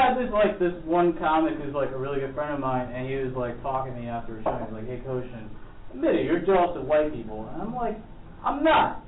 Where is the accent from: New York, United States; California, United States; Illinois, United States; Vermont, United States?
New York, United States; New York City; I'm a New Yorker